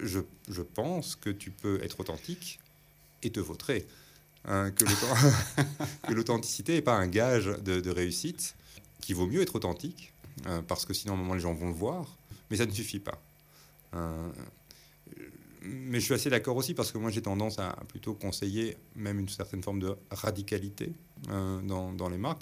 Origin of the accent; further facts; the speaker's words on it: Belgium; on est belge